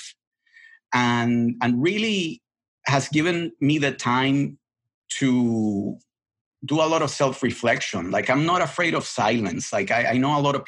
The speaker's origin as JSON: {"language": "English", "country": "Puerto Rico", "tie": "born or raised there", "also_born_or_lived": "Boston", "second_language": "English", "moved": "as an adult", "said": "I was brought up in the island. I left the island when I was 20. English was not my first language"}